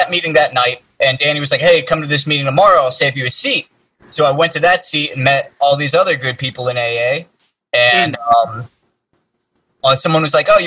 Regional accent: Raleigh, North Carolina, United States; moved away as an adult; also born or lived in Pittsburgh, Pennsylvania / Wilmington, North Carolina; now in Los Angeles, United States; I'm from North Carolina, like born in Pittsburgh, raised in Raleigh, North Carolina.

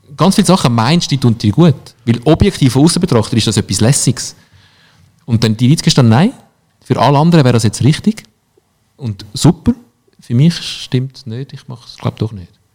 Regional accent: Switzerland; bei uns in der Schweiz

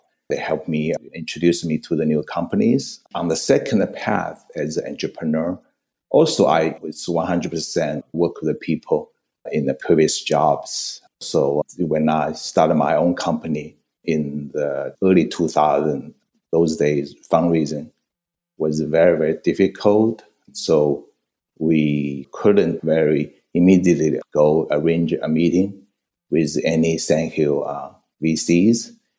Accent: Xi'an, Shaanxi, China; moved away as an adult; also born or lived in Shanghai, China / Beijing, China / Japan / New York, United States; now in Silicon Valley, United States; Yes, I was born in China, Shanghai, and then went to Xi'an for doing my elementary and high school, and then spent 8 years at Beijing Tsinghua University. That's 8 years, and then spent 1 year in Japan. You know, 1990, I came to New York

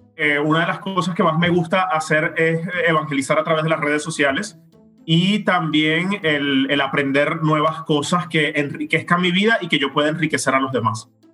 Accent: Venezuela; moved away as an adult; now in Rome, Italy; fui de, vacaciones a Colombia y a mi tierra natal en mi país y a otros lugares de Venezuela

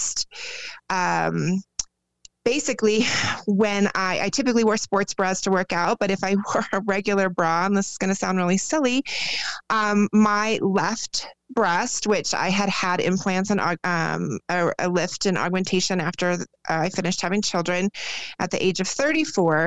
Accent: Arizona, United States; moved away as an adult; now in Colorado, United States; I was born and raised in Arizona and then just recently moved to Colorado within the last 2 years.

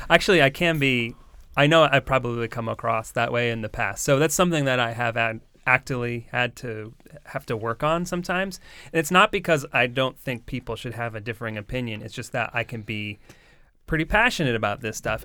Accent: Coventry, Rhode Island, United States; grew up in, uh, mostly Coventry.

